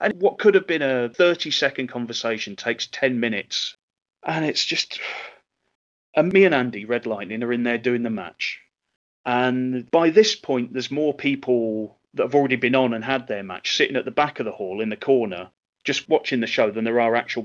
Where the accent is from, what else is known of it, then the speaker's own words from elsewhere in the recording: England, United Kingdom; I'm half Scottish. In terms of wrestling, I'm one of only two English wrestlers on the show